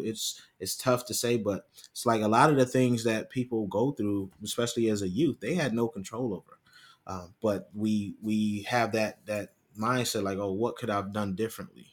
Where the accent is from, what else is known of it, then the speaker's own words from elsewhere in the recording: Rochester, New York, United States; growing up in Rochester, New York